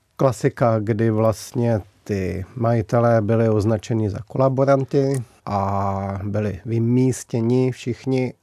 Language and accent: Czech; Humpolec, Vysočina Region, Czechia; moved away; Narodil jsem se v Humpolci